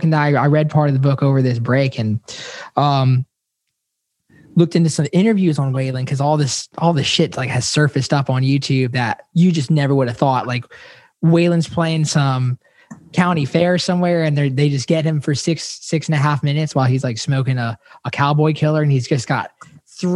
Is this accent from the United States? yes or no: yes; Bradenton, Florida, United States; Bradenton, Florida